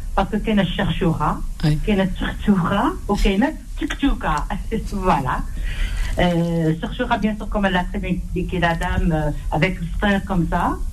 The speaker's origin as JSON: {"language": "French", "town": "Constantine", "region": "Constantine Province", "country": "Algeria", "said": "je suis de Constantine"}